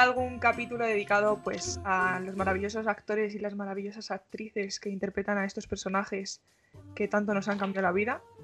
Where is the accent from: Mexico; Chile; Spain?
Spain; soy de España.